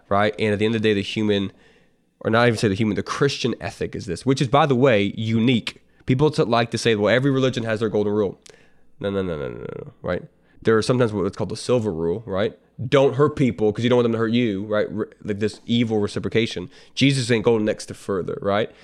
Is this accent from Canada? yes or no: yes; Canada; I'm, I'm a Canadian, I'm not American